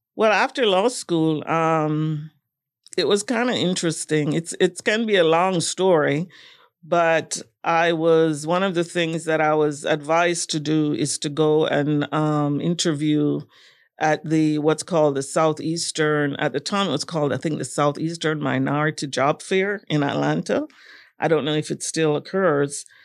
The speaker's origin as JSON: {"language": "English", "country": "Jamaica", "tie": "born or raised there", "also_born_or_lived": "Kingston, Jamaica / Florida, United States", "moved": "as an adult", "said": "growing up in Jamaica, I, I would say that my childhood was a little, um, traditional."}